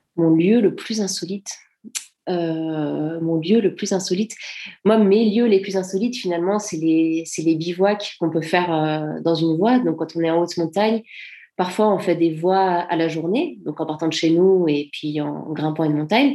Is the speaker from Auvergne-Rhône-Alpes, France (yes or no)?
yes; Servoz, Auvergne-Rhône-Alpes, France; j'ai pas grandi à Chamonix même, j'ai grandi à Servoz, donc c'est un petit village qui a à 10 minutes de Chamonix